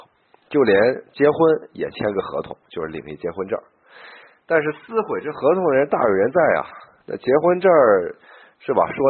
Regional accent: China; also born or lived in Beijing; 我们中国人呢，这个这个很难，就是相信基督基督教这个这一关呀很难过啊

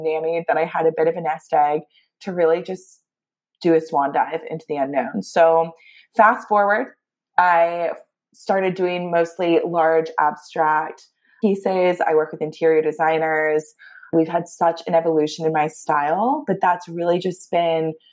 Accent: Augusta, Georgia, United States; moved away as an adult; now in New York City, United States; I grew up down south in Augusta, Georgia

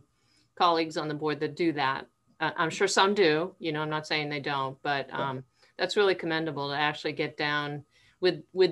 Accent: Massachusetts, United States; moved away as an adult; now in Vineland, United States; I was born and raised in Massachusetts

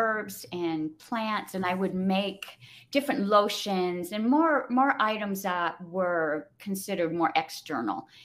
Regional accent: Southern California, United States; moved away as an adult; now in New Mexico, United States; I did live in California, born and raised in Southern California.

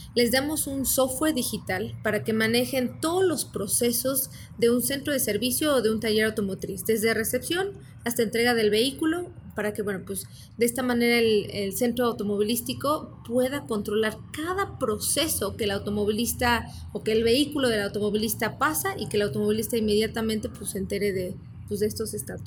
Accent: Mexico; moved away; yo soy mexicana

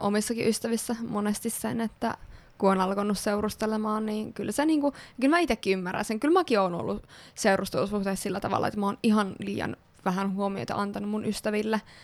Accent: Kokkola, Central Ostrobothnia, Finland; moved away; Kokkolassa, eli minun kotikaupungissani. Ee, öö, tai siis lapsuuden kotikaupungissani.

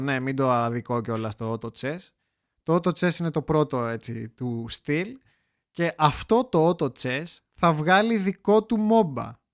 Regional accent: Greece; εγώ που είμαι Έλληνας

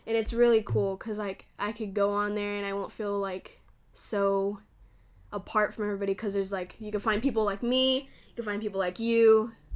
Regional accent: California, United States; I'm from Cali, California.

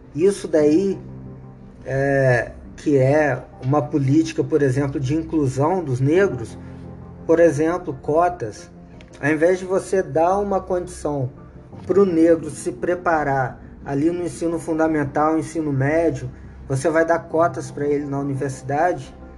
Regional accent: Brazil; eu sou brasileiro

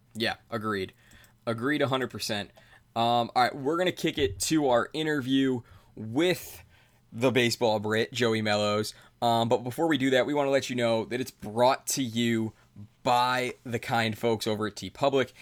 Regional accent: Cleveland, Ohio, United States; I'm an Indians fan. I'm from Cleveland.

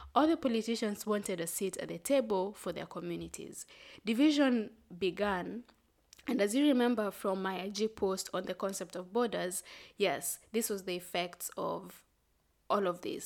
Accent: Kenya; I'm proudly Kenyan

